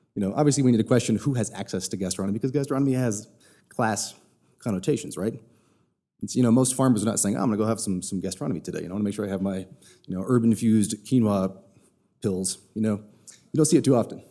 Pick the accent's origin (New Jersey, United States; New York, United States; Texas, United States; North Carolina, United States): Texas, United States; moved away; I'm also originally from Texas.